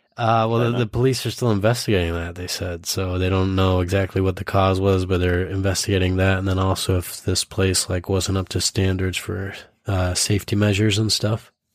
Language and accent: English; Idaho, United States; when I was growing up in Idaho